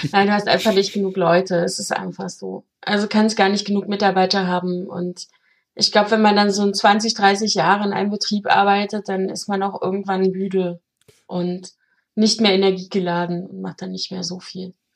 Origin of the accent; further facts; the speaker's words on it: Germany; ich komme ja aus der DDR